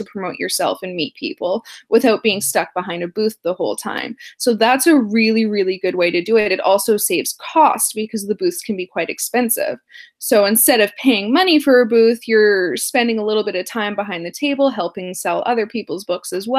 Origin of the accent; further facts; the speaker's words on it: Canada; I am Canadian